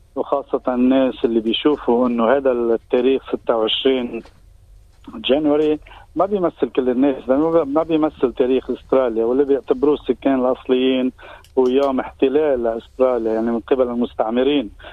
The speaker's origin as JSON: {"language": "Arabic", "country": "Lebanon", "moved": "yes", "lives_now": "Australia", "said": "نحن كجالي لبناني كجالي عربي"}